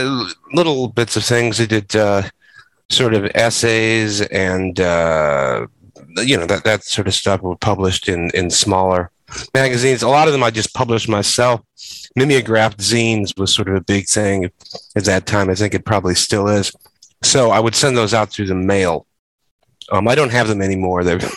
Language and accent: English; Chicago, Illinois, United States; born there; Yeah, I was born in Uptown in 1970.